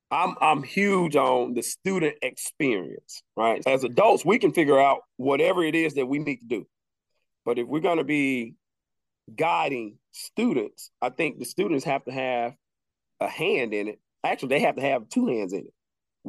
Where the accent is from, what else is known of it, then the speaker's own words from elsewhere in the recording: the South, United States; Being born and raised in the South, it teaches you different values, right?